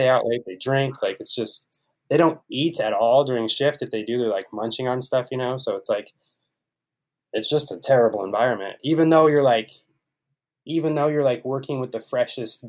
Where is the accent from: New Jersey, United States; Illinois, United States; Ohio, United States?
Ohio, United States; moved away as an adult; now in San Diego, United States; So, I grew up in Ohio.